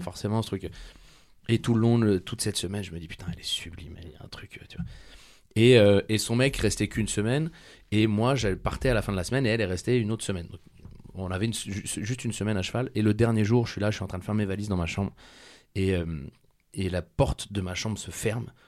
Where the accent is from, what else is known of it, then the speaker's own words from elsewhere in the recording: southern France, France; je viens dans le sud de la France.